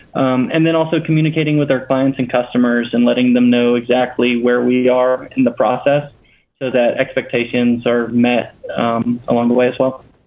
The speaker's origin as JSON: {"language": "English", "region": "Louisiana", "country": "United States", "said": "we're both from Louisiana originally"}